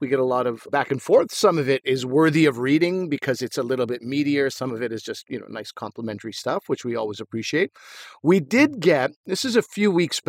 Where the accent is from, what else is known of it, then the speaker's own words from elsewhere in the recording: Montreal, Quebec, Canada; I'm from Montreal and Asif is from Ottawa.